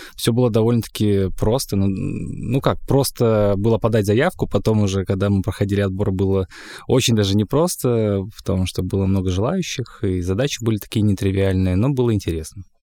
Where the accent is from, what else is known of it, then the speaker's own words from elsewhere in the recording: Monchegorsk, Murmansk Oblast, Russia; я родился в Мочегорске.